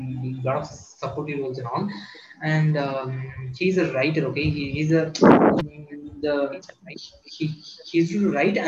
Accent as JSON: {"language": "English", "region": "Tamil Nadu", "country": "India", "also_born_or_lived": "Kerala", "said": "I'm from Tamil Nadu"}